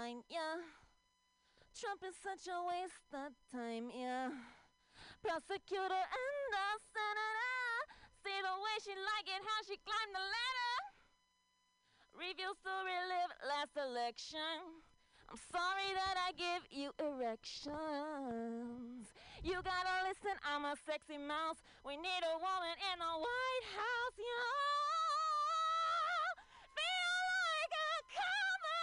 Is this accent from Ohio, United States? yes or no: yes; Ohio, United States; now in San Francisco Bay Area, United States; I'm from Ohio